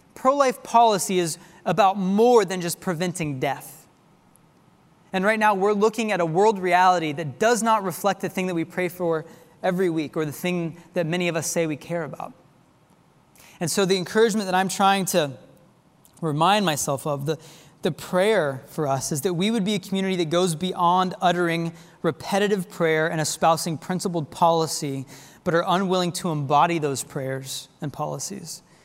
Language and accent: English; Tulsa, Oklahoma, United States; now in Texas, United States; my hometown of Tulsa, Oklahoma.